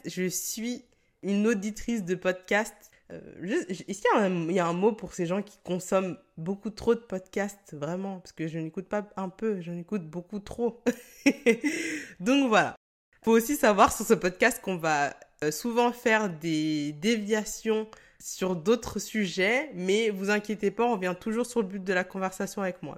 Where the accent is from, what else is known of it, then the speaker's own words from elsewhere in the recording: Cameroon; je suis camerounaise